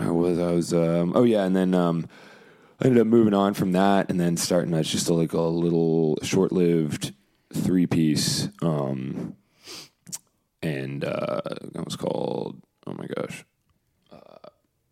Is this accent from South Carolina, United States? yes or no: yes; North Augusta, South Carolina, United States; moved away as an adult; now in Columbia, United States; Originally North Augusta